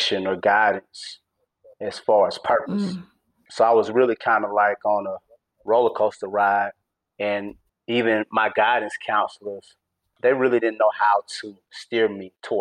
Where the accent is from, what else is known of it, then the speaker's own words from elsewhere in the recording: East Point, Georgia, United States; born and raised in East Point, Georgia